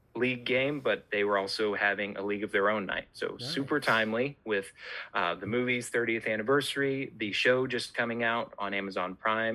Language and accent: English; Missouri, United States; driving from the town I grew up in Missouri.